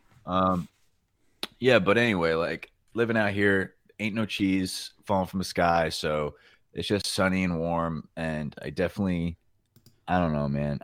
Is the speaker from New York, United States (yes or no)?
yes; New York, United States; moved away as an adult; growing up in New York